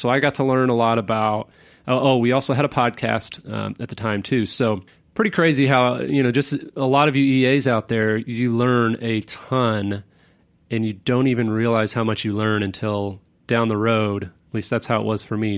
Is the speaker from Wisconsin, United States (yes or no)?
no; Kansas City, Missouri, United States; also born or lived in Virginia / Pennsylvania; I was born in Virginia in 1984 on the first day of summer, June 21st. My parents met in college at Liberty University out there, and um, we moved to Pennsylvania for a little bit. But then when I was one, we moved to Kansas City, Missouri, which is where my dad is from